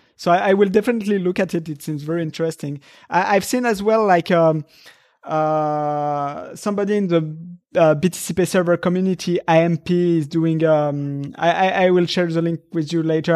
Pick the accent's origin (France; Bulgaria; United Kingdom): France; moved away as an adult; now in Japan; I come from Europe where everything is, was, uh, uh, uh, in France